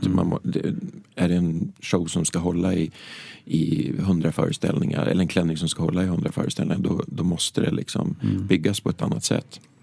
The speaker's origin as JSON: {"language": "Swedish", "town": "Hökåsen", "region": "Västmanland", "country": "Sweden", "tie": "born or raised there", "said": "hemma i Hökåsen"}